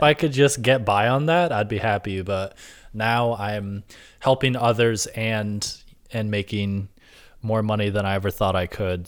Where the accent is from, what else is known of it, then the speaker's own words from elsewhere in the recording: Rochester, New York, United States; moved away as an adult; also born or lived in Buffalo / Brooklyn, New York City; now in New York City, United States; I grew up in Rochester upstate